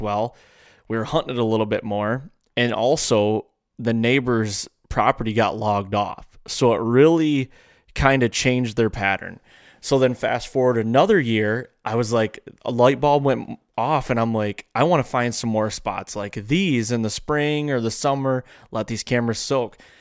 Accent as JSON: {"language": "English", "region": "Michigan", "country": "United States", "tie": "born or raised there", "said": "I grew up in Michigan."}